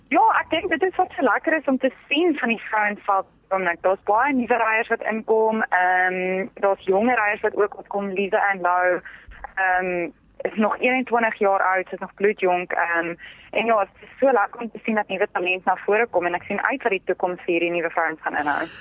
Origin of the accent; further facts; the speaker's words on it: Pretoria, Gauteng, South Africa; ek het in Pretoria groot geword